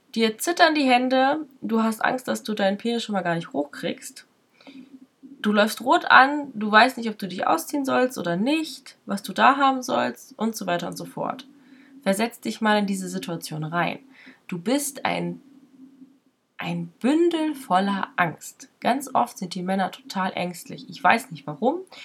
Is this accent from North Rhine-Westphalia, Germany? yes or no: yes; near Paderborn, North Rhine-Westphalia, Germany; Ich bin in der Nähe von Paderborn groß geworden.